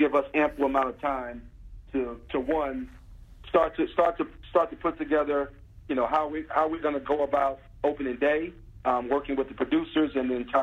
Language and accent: English; Newark, New Jersey, United States; I grew up in Newark, New Jersey